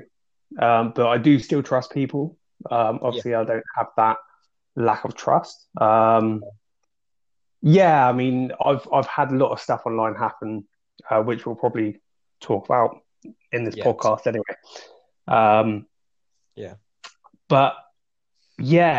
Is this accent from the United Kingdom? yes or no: yes; Dorset, South West England, United Kingdom; also born or lived in Manchester; now in Peterborough, United Kingdom; I'm originally from Dorset, but I now live in Peterborough